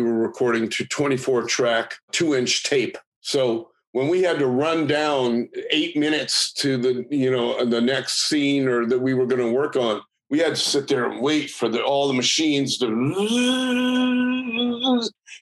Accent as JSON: {"language": "English", "town": "San Francisco", "region": "California", "country": "United States", "tie": "born or raised there", "said": "I was in high school and I grew up in San Francisco"}